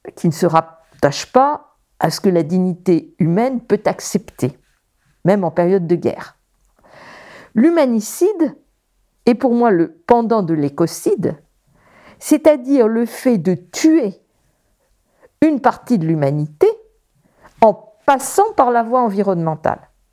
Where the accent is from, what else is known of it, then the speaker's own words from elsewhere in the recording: Paris, Île-de-France, France; je grandis à Paris